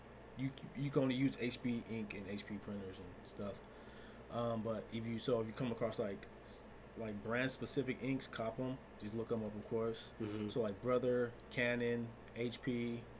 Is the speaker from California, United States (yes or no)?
yes; Southern California, United States; I grew up in Southern California.